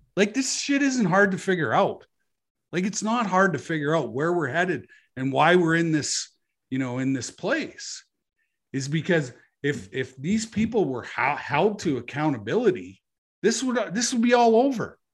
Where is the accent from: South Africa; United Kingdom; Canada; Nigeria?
Canada; as a Canadian citizen